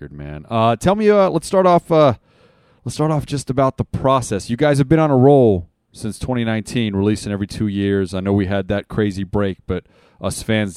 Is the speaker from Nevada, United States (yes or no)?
yes; Las Vegas, Nevada, United States; I'm from Vegas